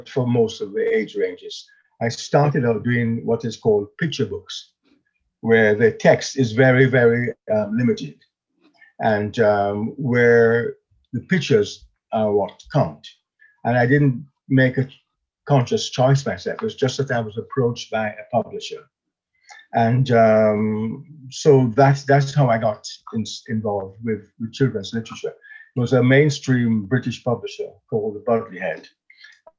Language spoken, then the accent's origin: English; Jamaica; moved away as an adult; now in England; I was born in Jamaica, and I came to England in the mid-60s, quite a long while back, to study law